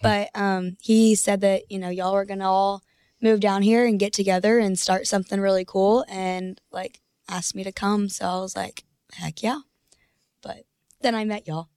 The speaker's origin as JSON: {"language": "English", "town": "Denton", "region": "Texas", "country": "United States", "said": "I'm from Denton, Texas."}